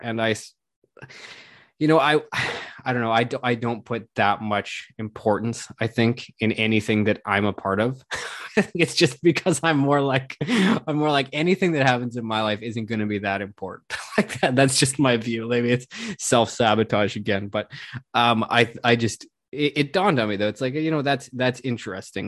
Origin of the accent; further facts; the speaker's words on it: Canada; as a Canadian